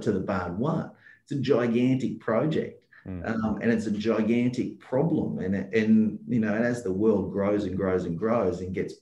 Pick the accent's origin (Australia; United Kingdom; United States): Australia; Perth, Western Australia; I'm from Perth and I'm in the Wild West, so to speak, and it's the resource capital of Australia